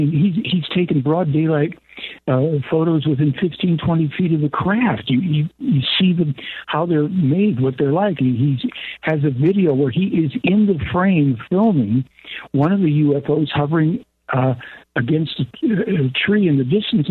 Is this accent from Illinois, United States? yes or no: yes; Chicago, Illinois, United States; as a child growing up in Chicago